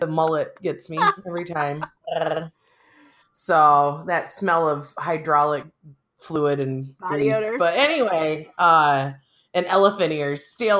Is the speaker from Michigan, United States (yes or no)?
yes; Central Michigan, United States; now in Algona, United States; I grew up in Central Michigan.